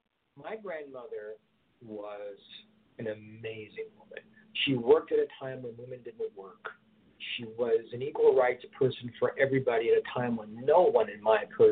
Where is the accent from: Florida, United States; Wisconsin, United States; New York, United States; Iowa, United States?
New York, United States; New York City; also born or lived in Baltimore, Maryland; now in California desert, United States; been here about 10 and a half years, and I just love it. Not that there's, I'm from Brooklyn, New York, and I spent some significant time outside of Baltimore.